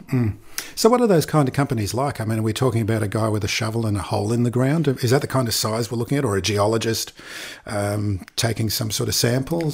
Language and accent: English; Australia; I'm from Australia